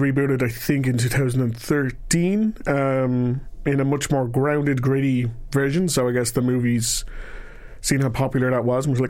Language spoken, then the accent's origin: English; Ireland; I'm from Ireland.